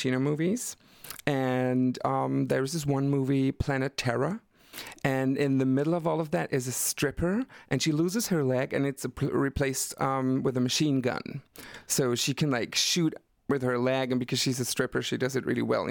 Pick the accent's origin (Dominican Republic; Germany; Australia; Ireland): Germany; Black Forest, Baden-Württemberg; moved away as an adult; now in Berlin, Germany; I'm coming from the Black Forest, and very the south of Germany, in the middle of nowhere.